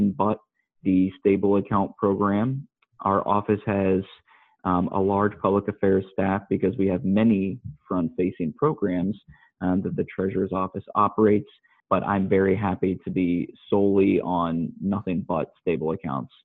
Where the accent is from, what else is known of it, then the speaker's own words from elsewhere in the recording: Columbus, Ohio, United States; also born or lived in Dayton, Ohio; I'm actually born and raised in Columbus, Ohio, and I still work here